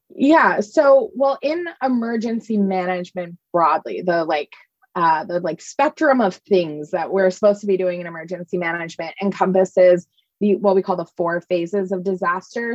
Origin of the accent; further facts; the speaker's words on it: East Coast, United States; moved away as an adult; also born or lived in New Orleans; I grew up on the East Coast